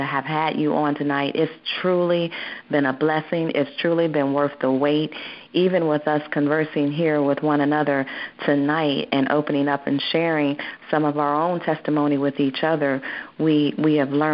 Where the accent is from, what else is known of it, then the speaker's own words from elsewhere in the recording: Ohio, United States; we're both from Ohio. We are both from Ohio.